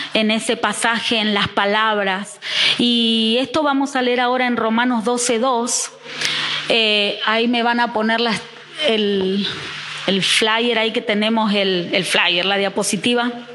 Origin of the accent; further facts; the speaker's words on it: Buenos Aires, Argentina; moved away as an adult; also born or lived in Neuquén; now in Reconquista, Argentina; Yo que nací en Buenos Aires, eh, no es lo mismo en el barrio que me crié que en el barrio que se criaron mis hijos en Neuquén